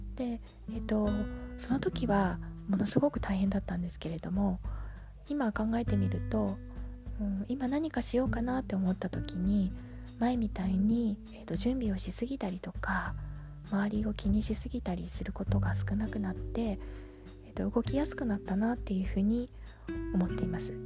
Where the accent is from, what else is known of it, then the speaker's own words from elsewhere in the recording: Tokyo, Japan; now in Yokohama, Japan; 東京で生まれて 3姉妹の次女で育ちました